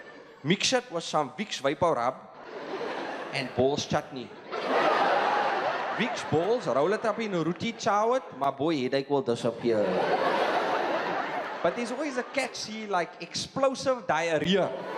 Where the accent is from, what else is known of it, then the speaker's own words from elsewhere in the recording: Mitchells Plain, Western Cape, South Africa; I'm from Mitchell's Plain.